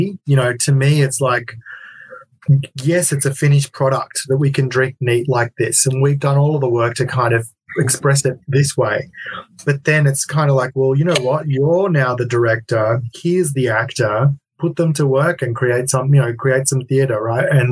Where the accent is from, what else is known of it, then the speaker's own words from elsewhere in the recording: Melbourne, Victoria, Australia; in Melbourne, my hometown